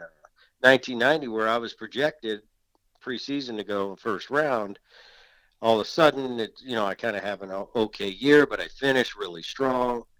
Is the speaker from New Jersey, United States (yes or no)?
yes; New Jersey, United States; moved away; growing up in Jersey that I still kind of root for the Philly teams